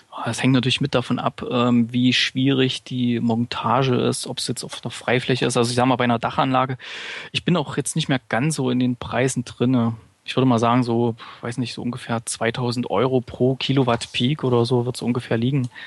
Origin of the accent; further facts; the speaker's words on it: Gera, Thuringia, Germany; weil wir haben äh, Beispiele in, in meiner Heimatstadt Gera